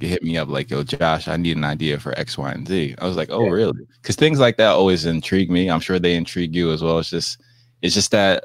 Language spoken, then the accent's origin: English; New Jersey, United States; also born or lived in Miami; I'm from New Jersey